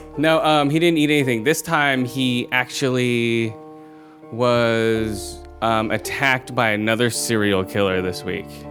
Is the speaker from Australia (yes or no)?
no; Thailand; moved away; I was born in Thailand, so I'm Asian